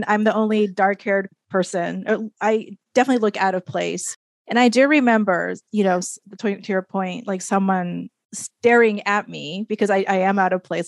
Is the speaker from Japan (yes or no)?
yes; Japan; moved away as an adult; also born or lived in Minnesota; now in United States; growing up in Japan, in my case, growing up in Japan, coming to the United States